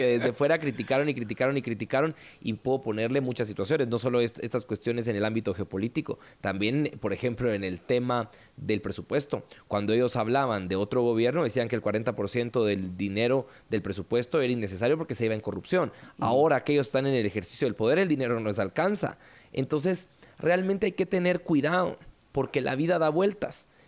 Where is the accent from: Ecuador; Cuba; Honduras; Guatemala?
Guatemala; en nuestra mentalidad como guatemaltecos